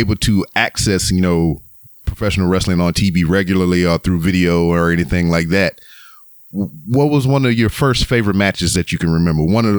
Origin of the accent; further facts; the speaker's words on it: Louisiana, United States; now in Texas, United States; here in the States where I currently live in Texas, but I was born and raised in Louisiana, which, you know, from where I sit to where I was born is a 2.5-hour drive.